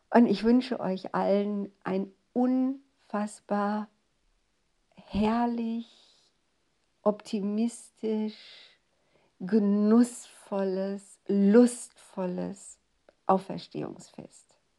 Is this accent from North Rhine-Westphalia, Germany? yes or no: yes; Ruhr area, North Rhine-Westphalia, Germany; Und es war wirklich meine Heimat